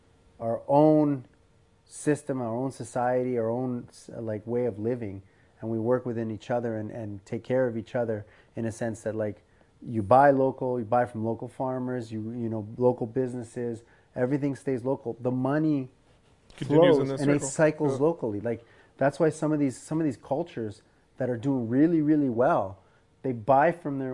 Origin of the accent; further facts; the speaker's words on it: Canada; I'm first generation Canadian.